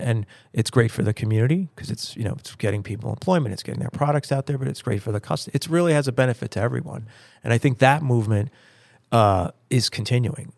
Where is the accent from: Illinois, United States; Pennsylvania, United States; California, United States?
Pennsylvania, United States; I grew up in Pennsylvania